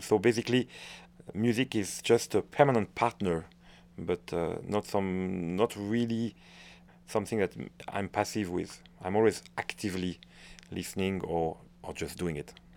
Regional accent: France; accent: French; English is a second language; moved away; also born or lived in Waterloo, Belgium; I'm a Frenchman

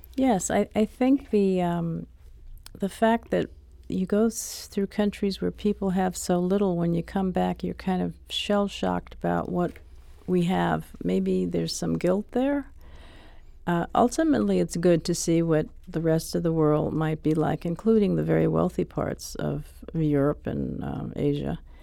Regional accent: New York City, New York, United States; I grew up in Harlem

